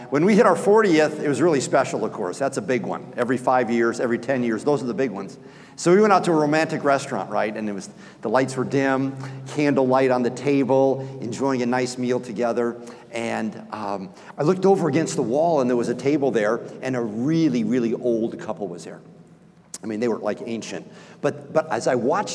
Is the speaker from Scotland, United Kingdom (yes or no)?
yes; Scotland, United Kingdom; I'm Scottish.